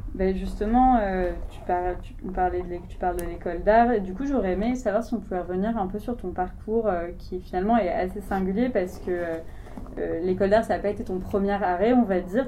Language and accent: French; Marseille, Provence-Alpes-Côte d'Azur, France; moi en tant que Marseillaise